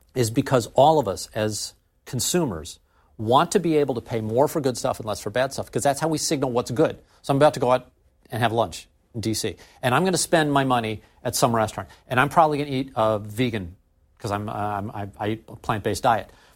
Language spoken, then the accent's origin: English; St. Louis, Missouri, United States; we couldn't hire enough programmers in my hometown